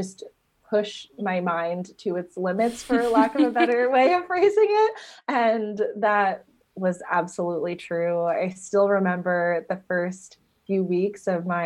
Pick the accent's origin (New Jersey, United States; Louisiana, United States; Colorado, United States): New Jersey, United States; moved away as an adult; also born or lived in Ithaca, New York / Los Angeles; I grew up in New Jersey